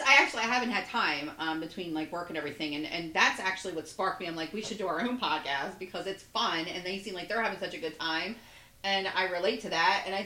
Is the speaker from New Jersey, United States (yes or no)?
no; Delaware, United States; I love my home state